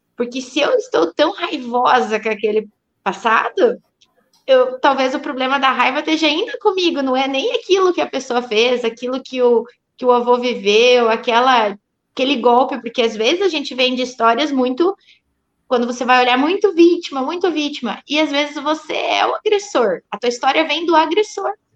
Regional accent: Pato Branco, Paraná, Brazil; Eu sou de Pato Branco

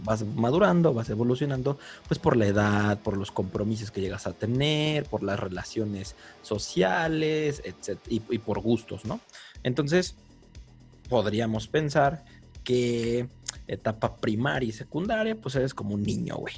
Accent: Mexico City, Mexico; also born or lived in Guadalajara; cuando mis papás deciden regresarse a la capital, por, a la gran capital, por así decirlo, pues a mí me sacan de primero de primaria. Entonces yo llegué a la Ciudad de México, al DF

